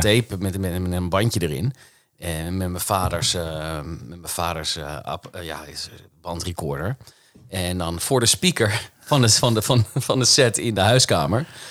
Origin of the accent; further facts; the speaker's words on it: Haarlem, North Holland, Netherlands; ik ben opgegroeid in Haarlem